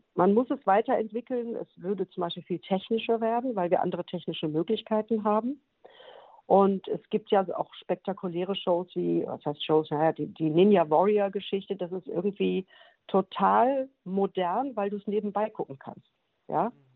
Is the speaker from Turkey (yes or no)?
no; Bottrop, North Rhine-Westphalia, Germany; moved away; in Bottrop im äh, Moviepark, also in meiner alten Heimat